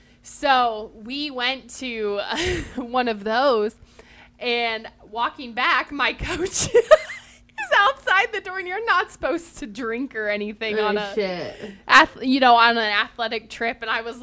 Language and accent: English; Ohio, United States; so we're all from Ohio.